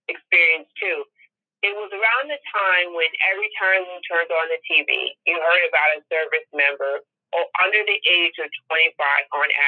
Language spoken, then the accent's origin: English; Tarrytown, New York, United States; when I was uh, growing up in Tarrytown, I was in 12th grade